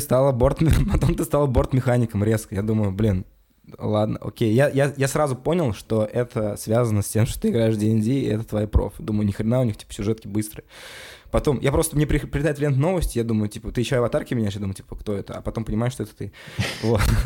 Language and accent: Russian; Kazan, Tatarstan, Russia; Я из Казани сам